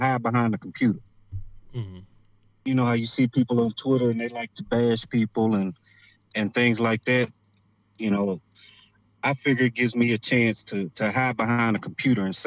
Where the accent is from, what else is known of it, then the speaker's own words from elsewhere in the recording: United States; We as African Americans